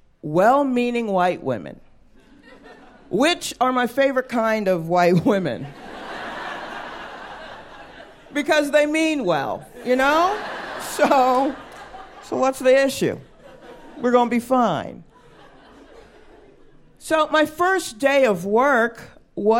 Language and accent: English; the South, United States; I'm a black woman. I grew up in the South.